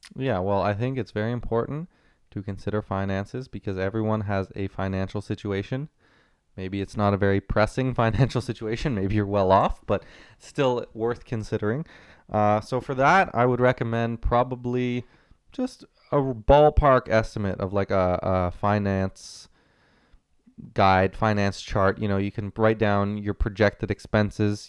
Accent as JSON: {"language": "English", "town": "Ottawa", "region": "Ontario", "country": "Canada", "tie": "born or raised there", "also_born_or_lived": "Waterloo, Ontario", "said": "born and raised in Ottawa"}